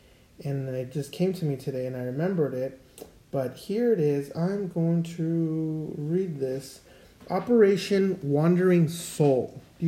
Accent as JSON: {"language": "English", "country": "Mexico", "said": "I know I came from Mexico and we have some really crazy stuff that we believe in down there, right?"}